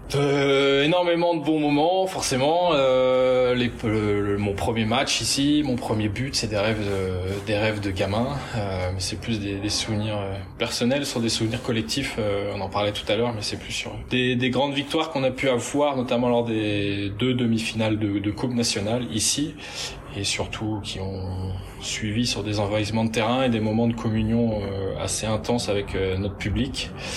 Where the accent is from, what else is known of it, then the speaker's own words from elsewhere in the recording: Douarnenez, Brittany, France; now in Rennes, France; je suis du Finistère, je suis né à, à Douarnenez